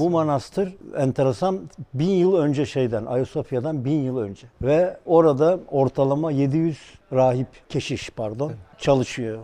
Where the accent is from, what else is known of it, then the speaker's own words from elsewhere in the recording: Tekirdağ, Turkey; Ben Tekirdağlıyım